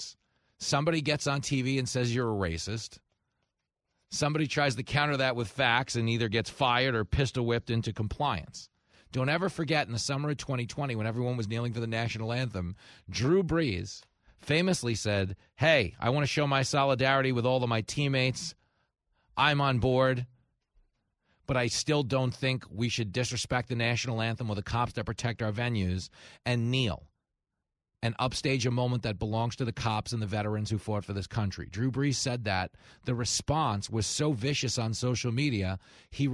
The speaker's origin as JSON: {"language": "English", "town": "Levittown", "region": "New York", "country": "United States", "tie": "born or raised there", "said": "I grew up in Levittown. It was the biggest post-World War II settlement for American GIs returning home from the war"}